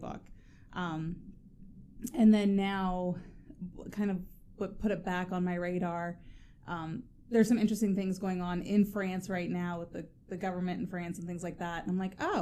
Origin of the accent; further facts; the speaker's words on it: Amanda, Ohio, United States; now in Zanesville, United States; Originally, I'm from Amanda Clear Creek, which is a very small town outside of Lancaster. No one knows where that is. I grew up in the middle of 100 acres of corn